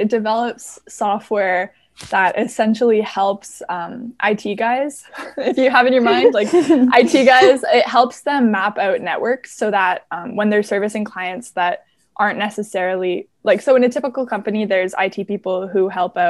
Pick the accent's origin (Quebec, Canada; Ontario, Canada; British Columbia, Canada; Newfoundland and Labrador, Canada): Ontario, Canada; Waterloo; I was born and raised in Waterloo